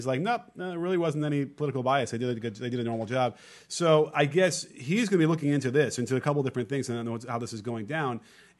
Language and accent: English; Chicago, Illinois, United States; Now, I grew up in Chicago.